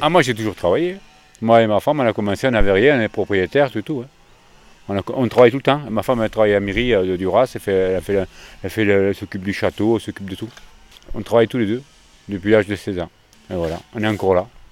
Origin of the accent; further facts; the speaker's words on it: Lot-et-Garonne, Nouvelle-Aquitaine, France; also born or lived in near Bordeaux; Je suis né à côté de Bordeaux et j'habite dans la lot garonne depuis l'âge de 3 ans.